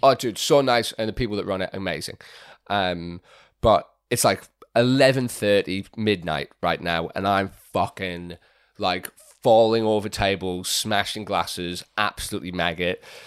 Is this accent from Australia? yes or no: yes; Fremantle, Western Australia, Australia; moved away; also born or lived in England; I grew up in Fremantle